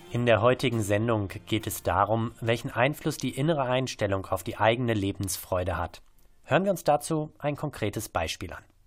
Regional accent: Bochum, North Rhine-Westphalia, Germany; als Bochumer

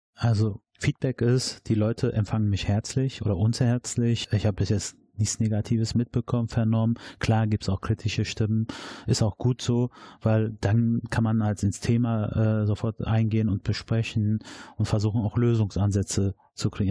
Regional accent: Dortmund, North Rhine-Westphalia, Germany; bin da geboren, da groß geworden und ich erlebe die Nordstadt.

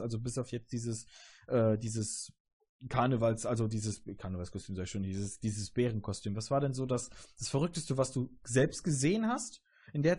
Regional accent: Augsburg, Bavaria, Germany; now in Münsterland, Germany; ich bin ja nicht hier geboren in der Gegend im Münsterland, sondern komme ja eher aus, aus dem, aus dem ähm, ja, südlichen Teil, eher Augsburg und so und äh, halt Kindergarten früher bei mir

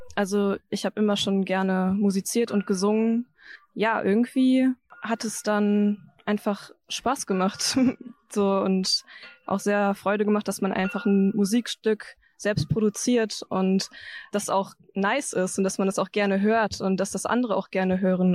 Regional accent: Paderborn district, North Rhine-Westphalia, Germany; moved away as an adult; now in Bielefeld, Germany; ich komme eigentlich aus dem Kreis Paderborn. Also da wurde ich geboren und bin auf dem Dorf groß geworden in der Nähe von Paderborn

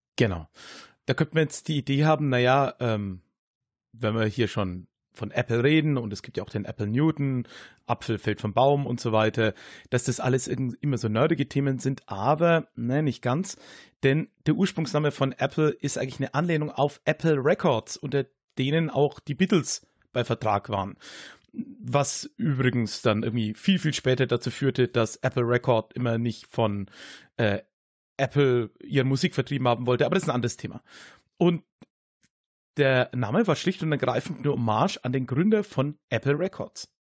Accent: Höchstadt an der Aisch, Bavaria, Germany; also born or lived in Erlangen; Erlangen, wo ich geboren bin, ist sehr evangelisch, war ja auch Hugenottenstadt. Mhm. Und aber dann die äh, Region Höchstadt, in der ich, ja, wie es der Kollege am Anfang gesagt hat, groß geworden bin

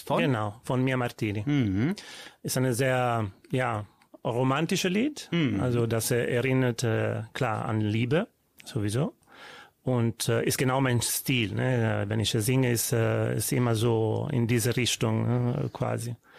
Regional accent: Livorno, Tuscany, Italy; German is a second language; now in Düsseldorf, Germany; Also geboren bin ich in Livorno Stadt, aber ja. in Provinz von Livorno, das habe ich gewohnt und meine Kindheit dahin, äh, ja, ein Toskaner

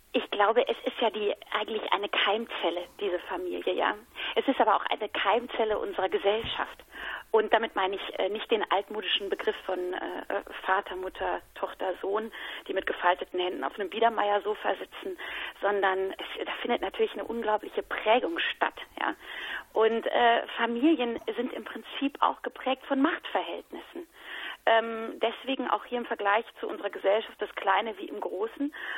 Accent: Hesse, Germany; also born or lived in Mannheim / Cologne; weil ich ja in Hessen groß geworden bin

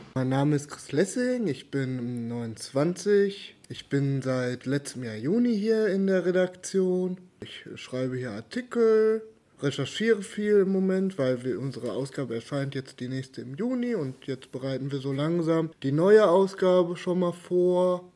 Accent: Cologne, North Rhine-Westphalia, Germany; also born or lived in Australia; ich bin ja, bin ja Kölner

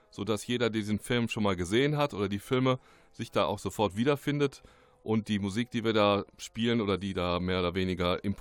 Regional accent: Remscheid, North Rhine-Westphalia, Germany; und komme aber gebürtig aus Remscheid, bin hier geboren aufgewachsen, bin dann durch mehrere Orte gezogen

